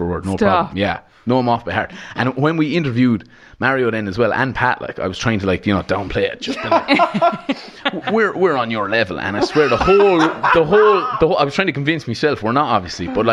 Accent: Roscrea, Munster, Ireland; moved away; also born or lived in Clonmel, South Tipperary; I'm from Roscrea originally, which is in North Tip. And then I moved down to South Tip

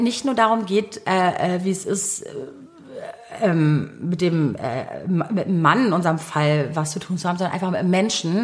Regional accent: Berlin, Germany; ich bin gebürtige Berlinerin

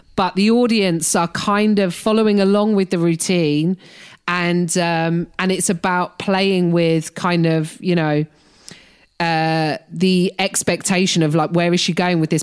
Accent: United Kingdom; moved away as an adult; now in United States; being a British person in America

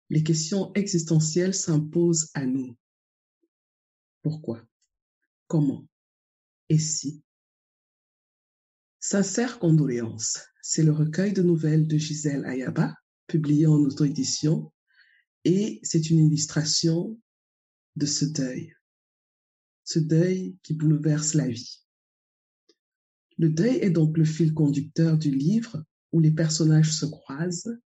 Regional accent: Cameroon; Moi, je suis originaire du Cameroun.

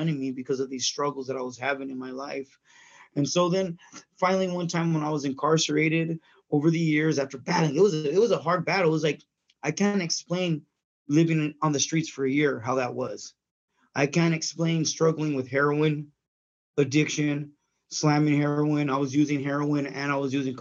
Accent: San Bernardino, California, United States; I was raised out here in San Bernardino, California

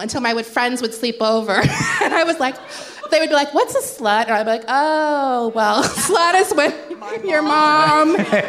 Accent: Jacksonville, Florida, United States; I was born in Jacksonville, Florida, which is

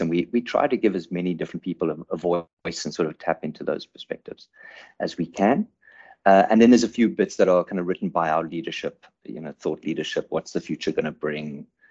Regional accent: South Africa; also born or lived in Cape Town; I'm a, I'm a South African based in, in Cape Town

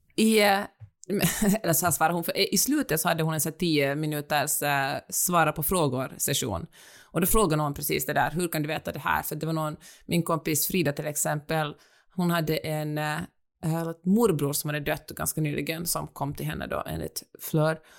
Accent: Finland; moved away as an adult; also born or lived in Helsinki, Finland; now in Los Angeles, United States; jag är finsk

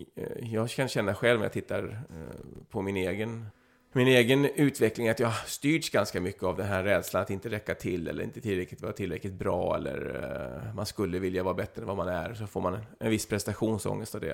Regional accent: Flyinge, Skåne, Sweden; när jag växte upp på Flyinge där, var 14, 15, 16 år

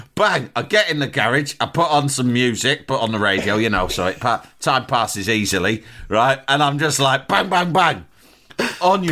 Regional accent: London, United Kingdom; I was from London

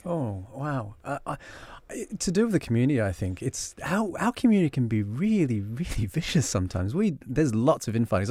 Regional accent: Australia; accent: Australian; And so I grew up in Australia. You can spot the Australian accent

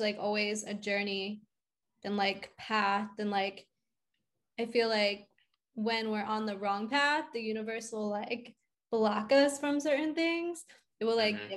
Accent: outside of Philadelphia, Pennsylvania, United States; moved away as an adult; also born or lived in New York; now in Nashville, United States; I'm originally from outside of Philly.

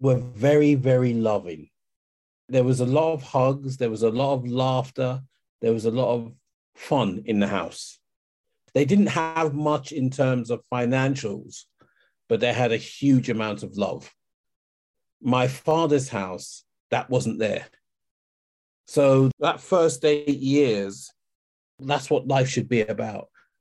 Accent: London, United Kingdom; born or raised there; also born or lived in Kent

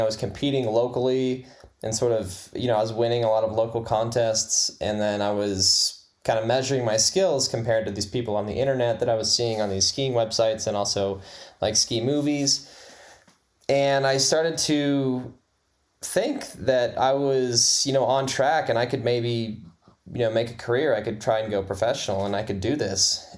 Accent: Lawrenceburg, Indiana, United States; also born or lived in Fort Wayne, Indiana; I was born in Fort Wayne and then started in Lawrenceburg when I was about one

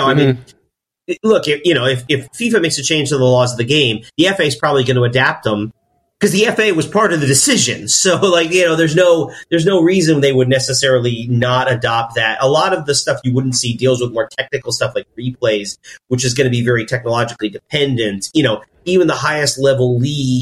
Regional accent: United States; As an American

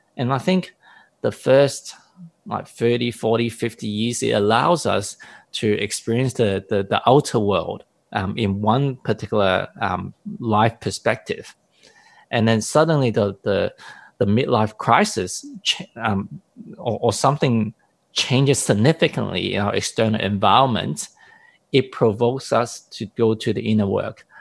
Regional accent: Hong Kong; I come from a Eastern background, but even coming from Hong Kong

